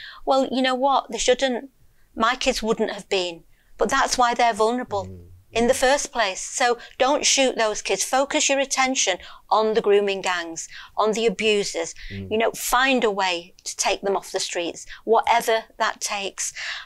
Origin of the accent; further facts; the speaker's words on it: Lancashire, North West England, United Kingdom; I was born in Lancashire. Yeah. And I've lived there all my life. So, yeah, just a northern girl